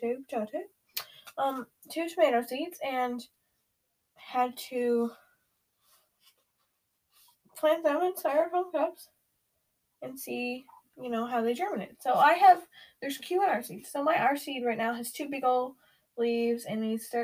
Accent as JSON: {"language": "English", "country": "Canada", "said": "We're both 13. We're both Canadian. And we both go to school together"}